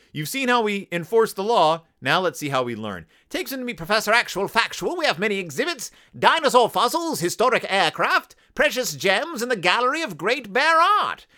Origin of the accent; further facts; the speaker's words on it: Texas, United States; I'm from Texas